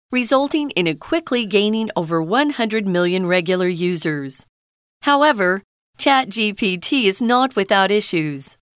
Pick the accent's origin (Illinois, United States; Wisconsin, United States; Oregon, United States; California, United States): California, United States; near; now in Taiwan; I grew up near California, and so if I went to a beach, or the ocean. It was always California